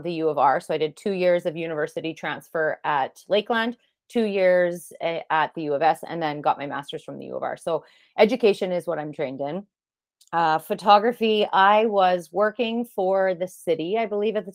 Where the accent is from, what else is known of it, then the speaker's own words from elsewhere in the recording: North Battleford, Saskatchewan, Canada; moved away as an adult; now in Lloydminster, Canada; I was born in Lloyd and lived here until the second grade. And then my mom and I moved to North Battleford. I graduated from there.